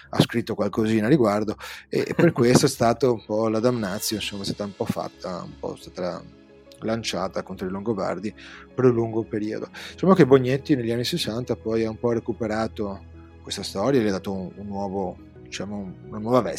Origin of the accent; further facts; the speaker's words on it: North-east Italy, Italy; accent: north-eastern Italian; now in Venice, Italy; abitando nel nord-est, come si sente nel mio accento chiarissimo.